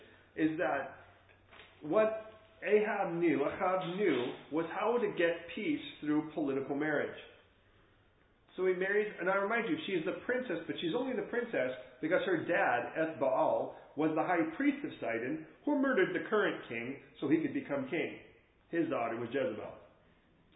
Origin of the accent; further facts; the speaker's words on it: England, United Kingdom; we're English here